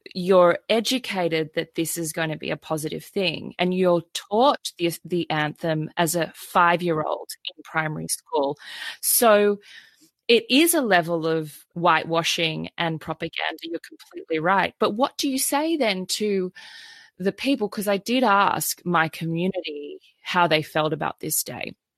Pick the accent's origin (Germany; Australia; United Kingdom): Australia; Sydney, New South Wales; growing up in Sydney, Australia, it was even in my education through primary school, through high